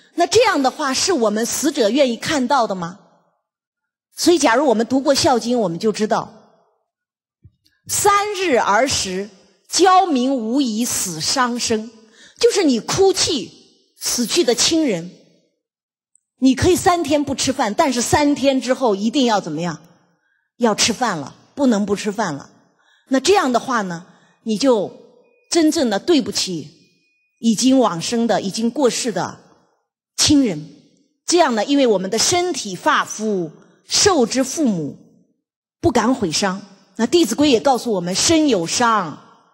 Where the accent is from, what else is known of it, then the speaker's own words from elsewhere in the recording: China; 所以我们中国人呢，真的是很中庸。